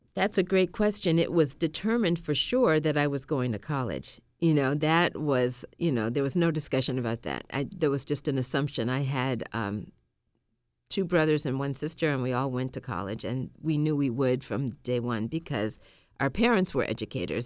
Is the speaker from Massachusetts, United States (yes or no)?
yes; Massachusetts, United States; also born or lived in Tallahassee, Florida; I grew up in Massachusetts. And I was born in Tallahassee, Florida